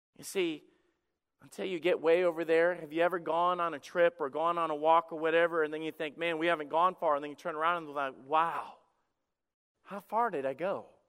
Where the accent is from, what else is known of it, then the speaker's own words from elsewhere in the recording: Alabama, United States; When I was a kid, I grew up in the South and, uh, in Alabama